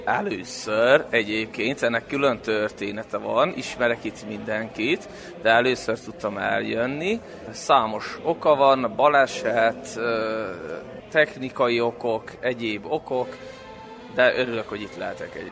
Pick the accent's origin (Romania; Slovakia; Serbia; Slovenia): Serbia; Mol, Vojvodina; now in Senta, Serbia; Zentáról jöttem, de mindenki tudja, hogy Mohorról származom